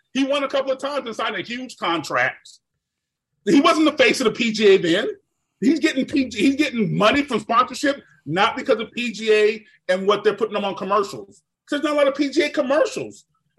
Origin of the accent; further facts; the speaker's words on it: Jamaica; I'm Jamaican